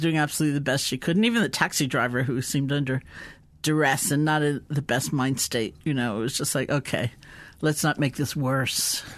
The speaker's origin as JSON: {"language": "English", "region": "East Coast of the US", "country": "United States", "tie": "born or raised there", "said": "I grew up in the East Coast of the U S"}